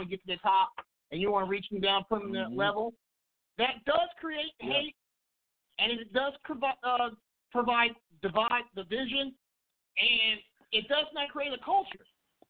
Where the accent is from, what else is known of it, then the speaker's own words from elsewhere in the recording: Kansas City, United States; I live here in KC now. This is my hometown.